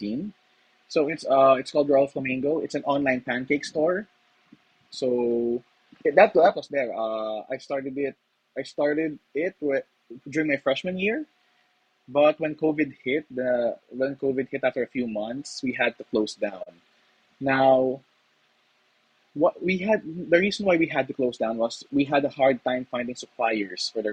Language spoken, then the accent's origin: English; Philippines; as a Filipino myself, it's actually part of our culture